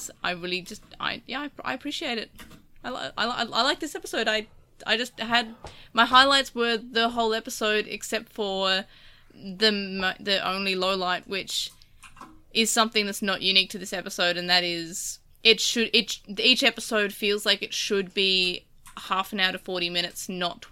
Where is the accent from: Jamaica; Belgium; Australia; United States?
Australia; accent: Australian; I actually have an Australian accent